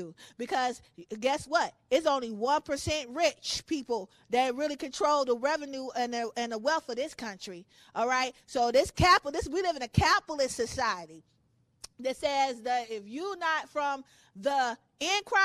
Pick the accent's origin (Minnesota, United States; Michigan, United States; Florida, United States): Michigan, United States; Detroit; born and raised in Detroit. I'm a diehard Detroiter.